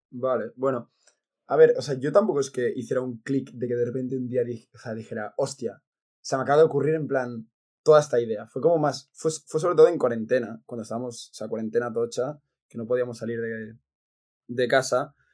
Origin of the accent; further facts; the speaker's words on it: Catalonia, Spain; de pequeño, porque aquí en Cataluña